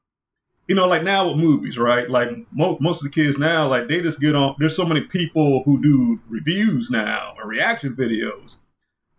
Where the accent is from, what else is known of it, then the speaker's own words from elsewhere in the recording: Maryland, United States; moved away; I grew up in Maryland when I was younger